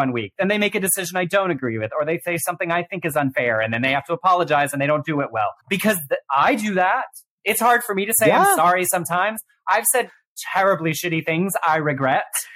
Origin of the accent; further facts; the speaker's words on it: Texas, United States; growing up in the Southern Baptist Church in Texas